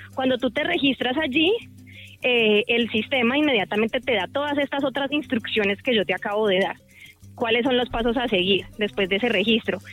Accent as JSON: {"language": "Spanish", "town": "Cali", "region": "Valle del Cauca", "country": "Colombia", "said": "esa identidad festiva que nos caracteriza como caleños, como vallecaucanos"}